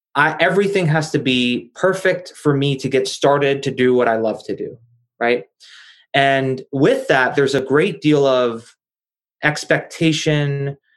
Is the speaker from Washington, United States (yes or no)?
no; New Jersey, United States; I'm from New Jersey and uh, born and raised in New Jersey, not far from New York City